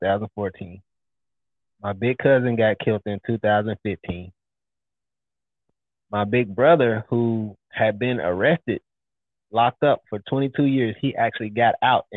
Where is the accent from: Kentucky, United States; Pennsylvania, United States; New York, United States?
Kentucky, United States; Louisville; moved away as an adult; also born or lived in Dallas, Texas; I'm from Louisville, Kentucky, from the projects